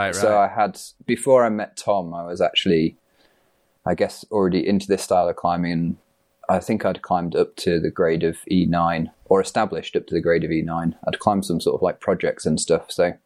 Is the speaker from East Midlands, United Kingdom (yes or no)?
yes; East Midlands, United Kingdom; I grew up in the Peak District